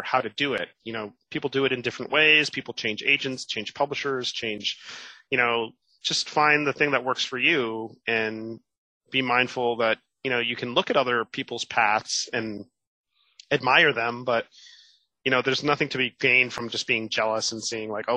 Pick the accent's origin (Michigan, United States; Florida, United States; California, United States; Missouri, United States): Florida, United States; Miami; moved away as an adult; also born or lived in New York; my hometown of Miami